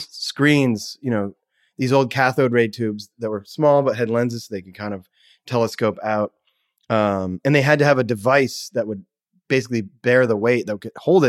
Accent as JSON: {"language": "English", "town": "Kennebunk", "region": "Maine", "country": "United States", "tie": "born or raised there", "also_born_or_lived": "Brunswick, Maine / New Hampshire", "said": "Where I was born in Brunswick, Maine, and then my parents moved to New Hampshire. And then we moved a couple places there and then back to Maine in the Kennebunk area."}